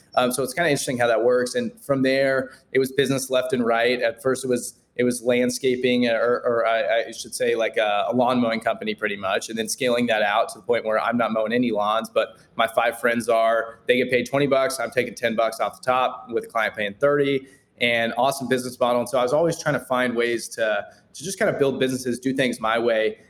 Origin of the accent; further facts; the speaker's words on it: Kansas City, Kansas, United States; born and raised in Kansas City, still located here, uh, more the suburbs, kind of 30 minutes out, Leawood, Overland Park area.